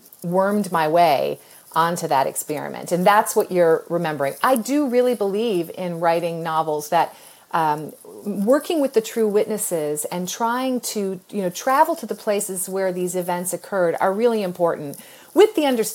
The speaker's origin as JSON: {"language": "English", "country": "United States", "said": "I'm an American"}